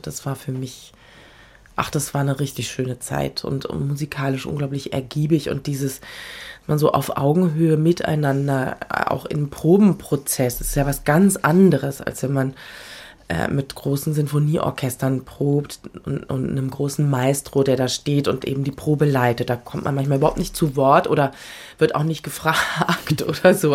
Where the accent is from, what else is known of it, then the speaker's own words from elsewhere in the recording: Berlin, Germany; also born or lived in Frankfurt; now in Vienna, Austria; ich bin ein Kind dieser Stadt